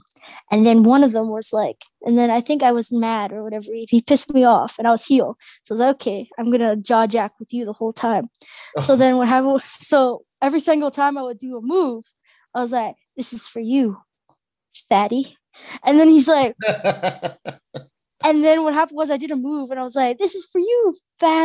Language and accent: English; Mississauga, Ontario, Canada; I was from Malton